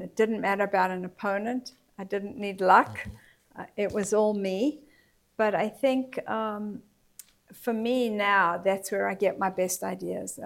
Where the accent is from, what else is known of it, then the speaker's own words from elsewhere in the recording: Johannesburg, Gauteng, South Africa; I grew up in Johannesburg, South Africa